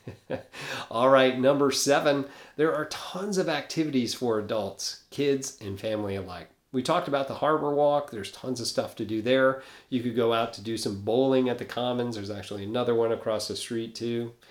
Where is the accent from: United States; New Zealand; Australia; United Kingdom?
United States; New York; now in Destin, United States; I'm from New York originally